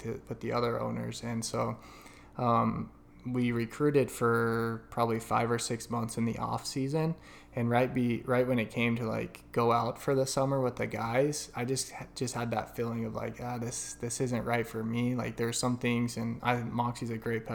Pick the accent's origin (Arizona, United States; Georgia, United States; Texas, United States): Arizona, United States; Gilbert; also born or lived in Price, Utah; I consider myself an Arizona native, even though I was born in Price, Utah.